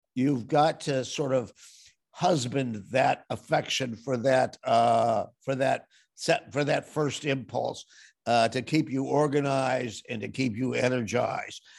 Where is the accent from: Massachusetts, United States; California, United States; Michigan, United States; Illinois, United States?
Illinois, United States; Evanston; My father was a dyed-in-the-wool Democrat, and we lived in very Republican territory